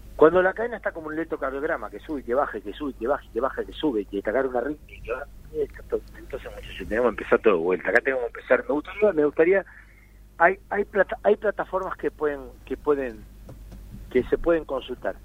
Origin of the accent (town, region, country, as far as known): Argentina